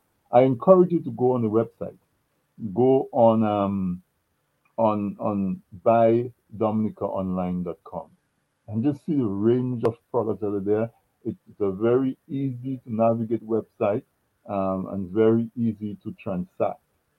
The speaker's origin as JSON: {"language": "English", "country": "Dominica", "tie": "born or raised there", "said": "growing up in Dominica"}